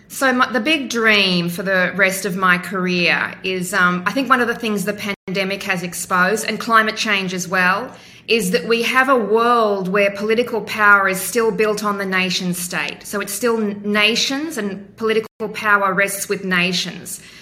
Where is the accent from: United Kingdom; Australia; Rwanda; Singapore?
Australia; Western Queensland; moved away as an adult; also born or lived in Hong Kong / United States; I grew up in Western Queensland in the 1970s. We moved every few years around the state.